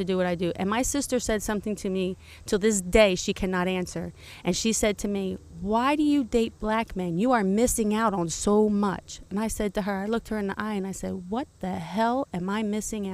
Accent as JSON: {"language": "English", "region": "California", "country": "United States", "tie": "born or raised there", "moved": "yes", "said": "I was brought up diversity in California"}